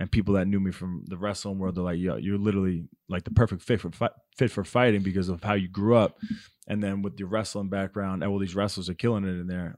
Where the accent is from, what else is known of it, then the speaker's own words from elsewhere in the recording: Baldwin, New York, United States; moved away; it's a town called Baldwin, Long Island, New York.